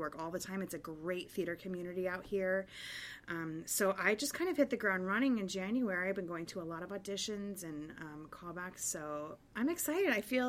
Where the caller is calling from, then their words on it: Evanston, Illinois, United States; I'm actually in my parents' house in Evanston, Illinois, outside of Chicago